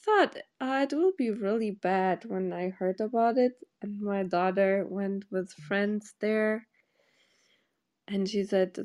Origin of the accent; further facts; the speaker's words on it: Porto, Norte, Portugal; now in New York City, United States; in my hometown in Porto